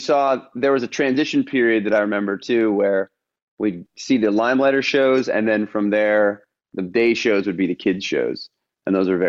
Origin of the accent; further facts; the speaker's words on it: Los Angeles, California, United States; born there; Yeah. So I was born in Los Angeles. Mom and dad were both songwriters. So I kind of grew up around that.